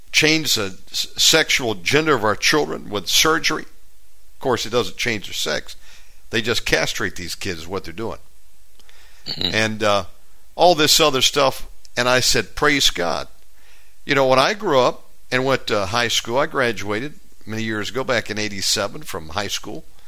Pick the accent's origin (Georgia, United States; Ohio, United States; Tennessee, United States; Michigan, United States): Georgia, United States; moved away; born and raised in Georgia. I'm a Georgia boy by birth.